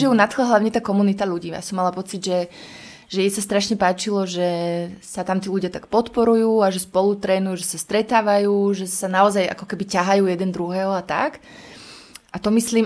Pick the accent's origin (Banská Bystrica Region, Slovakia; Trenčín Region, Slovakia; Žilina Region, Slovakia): Trenčín Region, Slovakia; Prievidza; moved away; also born or lived in Bojnice; ja predtým som žila v prievidzi úplne šťastná, ja som vyrastala na Zapotvočkoch